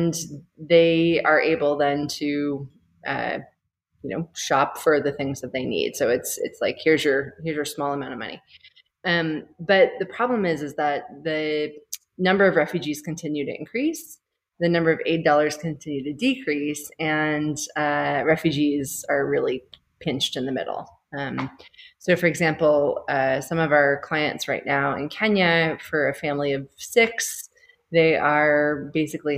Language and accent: English; United States; moved away as an adult; now in Rwanda; I'm American, but have not been in the U.S. As a place of doing work for a very long time.